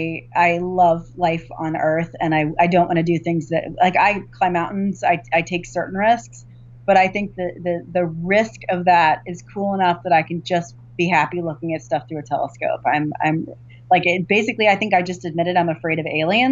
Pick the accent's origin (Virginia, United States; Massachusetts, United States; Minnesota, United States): Virginia, United States; I grew up in Virginia